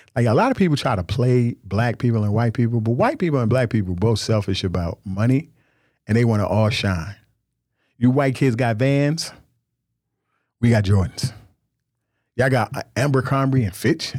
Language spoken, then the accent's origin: English; Nigeria; I'm a, I'm a Nigerian man